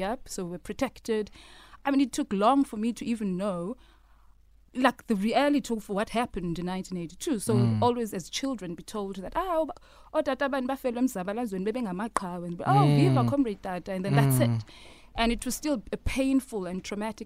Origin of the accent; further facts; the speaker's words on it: Lesotho; She gave birth to me, and we settled in Lesotho